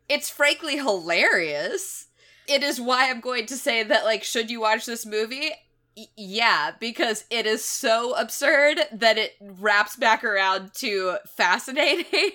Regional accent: Knoxville, Tennessee, United States; my hometown of Knoxville, Tennessee

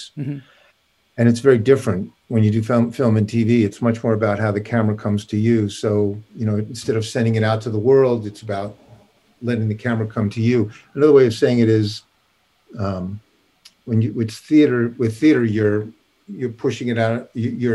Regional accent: Long Island, New York, United States; moved away as an adult; also born or lived in Brooklyn, New York / Vermont / Los Angeles; I was born in Brooklyn, raised on Long Island

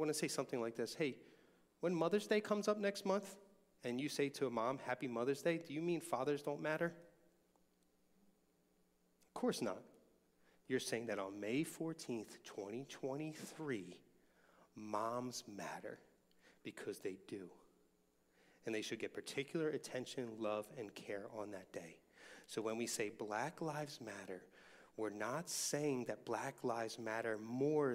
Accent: Philadelphia, Pennsylvania, United States; I remember growing up in Longcrest, which is now the most racially diverse section of Northeast Philadelphia

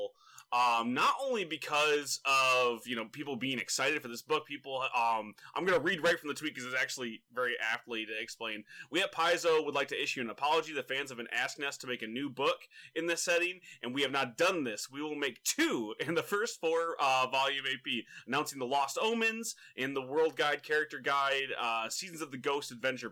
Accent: Michigan, United States; I grew up in Michigan

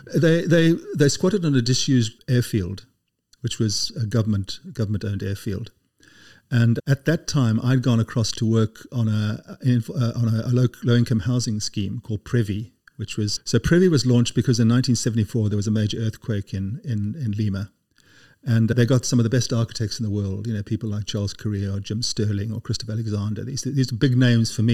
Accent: South Africa; moved away as an adult; also born or lived in Cape Town, South Africa; now in United Kingdom; growing up in South Africa

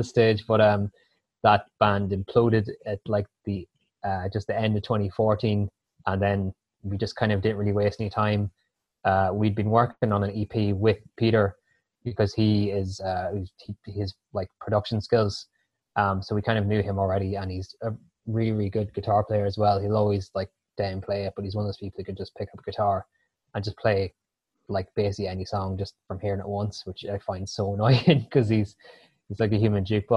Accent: Dundalk, County Louth, Ireland; I'm from Blackrock originally

